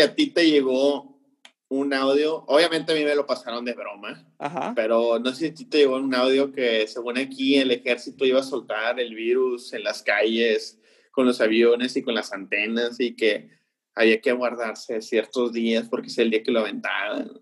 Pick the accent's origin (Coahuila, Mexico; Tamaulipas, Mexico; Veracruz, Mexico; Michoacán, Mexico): Tamaulipas, Mexico; Tampico; nosotros que somos aquí de Tampico